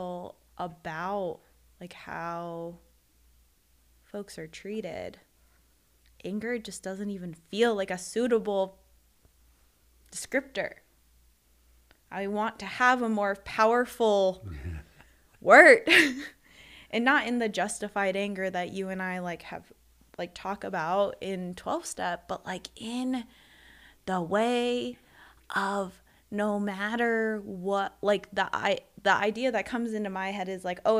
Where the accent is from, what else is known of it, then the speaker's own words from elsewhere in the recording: United States; being a Filipino American